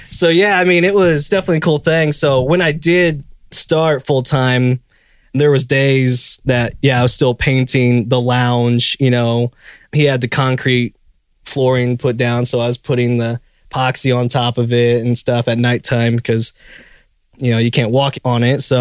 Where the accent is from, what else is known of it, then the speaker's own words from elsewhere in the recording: Indiana, United States; now in Nashville, United States; I'm from Indiana.